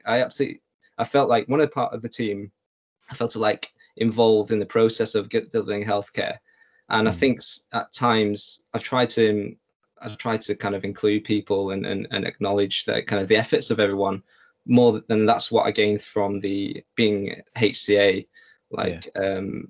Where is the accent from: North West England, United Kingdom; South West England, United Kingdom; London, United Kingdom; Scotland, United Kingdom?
North West England, United Kingdom; Lancaster; Being from Lancaster, it was, you know, growing up in the same place.